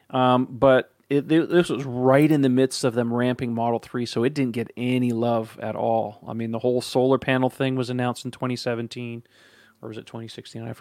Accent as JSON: {"language": "English", "region": "Texas", "country": "United States", "said": "I mean, I got to call California. I don't want to deal with no California. I'm a Texan."}